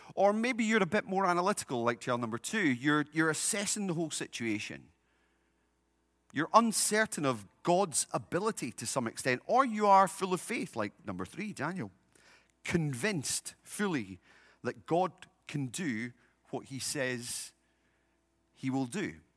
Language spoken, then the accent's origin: English; United Kingdom; now in United States; In my home country, uh, we have a king